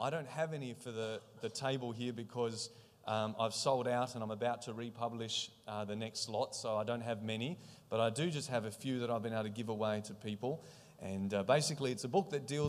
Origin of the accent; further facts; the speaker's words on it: Australia; I'm from Australia